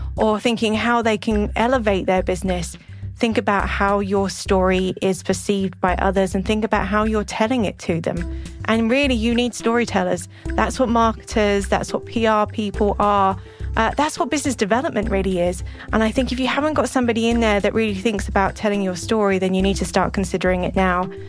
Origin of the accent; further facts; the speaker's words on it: England, United Kingdom; moved away as an adult; also born or lived in Middle East; now in New Mexico, United States; Growing up in England